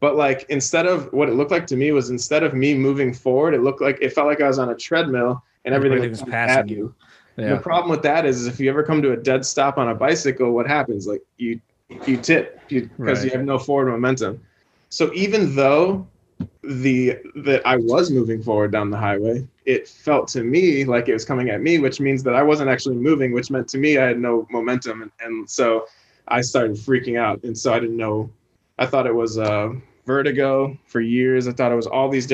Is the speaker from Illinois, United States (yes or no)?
yes; Chicago, Illinois, United States; we grew up in Chicago, two blocks from each other's houses